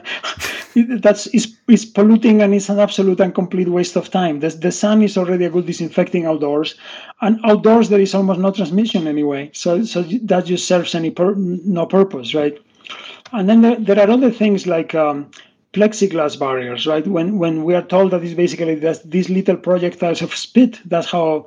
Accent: Spain; moved away; I'm originally from Spain.

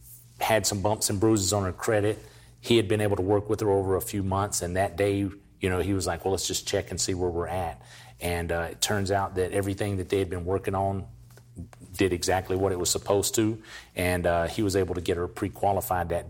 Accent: North Carolina, United States; moved away as an adult; now in Texas, United States; I grew up in a small town, North Carolina

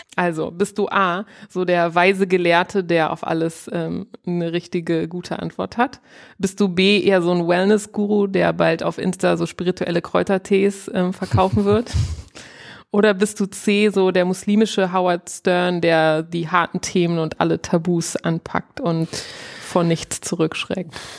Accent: Northeim, Lower Saxony, Germany; Ich komme ja aus Nordheim

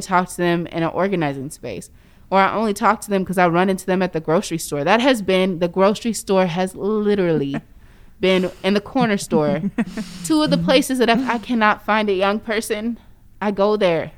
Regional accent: Indiana, United States; now in Seattle, United States; where I grew up in Indiana

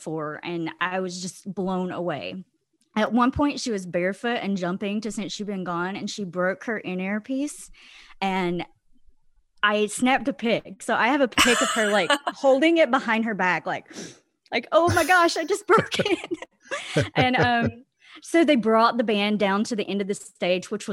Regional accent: Georgia, United States; now in Holland, Michigan, United States; I am from Holland, Michigan, originally from Georgia, but moved up north like 15 years ago

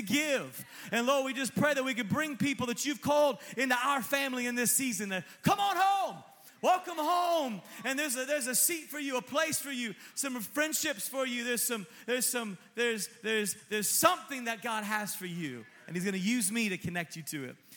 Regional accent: Sonoma, California, United States; I was born and kind of raised in Sonoma

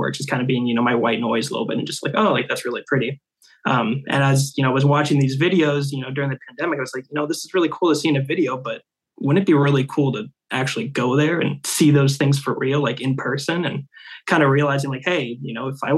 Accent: Seattle, Washington, United States; born and raised in Seattle. I've been here kind of my whole life

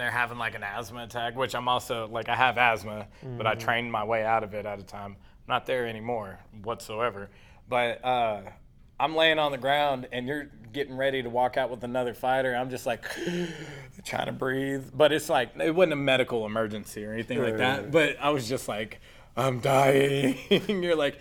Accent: Abilene, Texas, United States; also born or lived in Austin, Texas; I'm from Abilene. I was born in Austin, raised here.

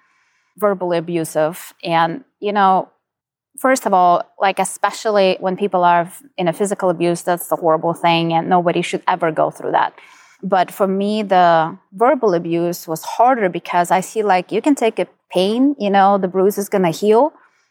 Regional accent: Ukraine; moved away as an adult; now in United States; So I'm originally from Ukraine. I was born and raised there. I'm only 13 years in the United States.

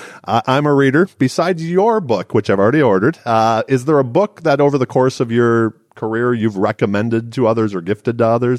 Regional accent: Detroit, Michigan, United States; I'm a Midwestern girl. Yeah. I'm originally from Detroit.

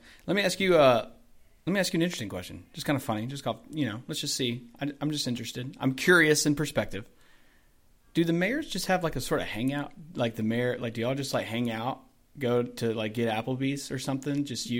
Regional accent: Douglasville, Georgia, United States; also born or lived in Carrollton / Bremen / Temple / North Carolina; now in Villa Rica, United States; I grew up in Douglasville. I lived in Carrollton, Bremen, Temple for about a year, and now Villarica. So I've been able to see all of West Georgia at some capacity.

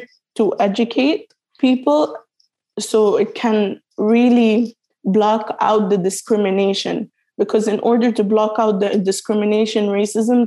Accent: United Arab Emirates; moved away as an adult; also born or lived in Sudan / Morocco / Yemen; now in United Kingdom; I'm from Sudan, Morocco, and Yemen, but I was born and raised in the United Arab Emirates

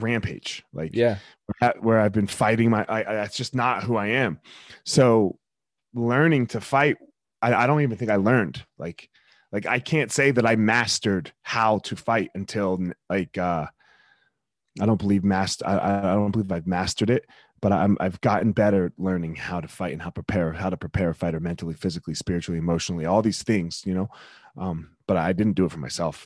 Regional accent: Franklinville, New Jersey, United States; I grew up in South Jersey. I grew up in uh, Franklinville.

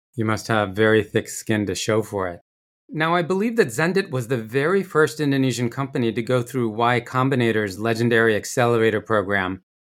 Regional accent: Rochester, New York, United States; I grew up in Rochester, New York

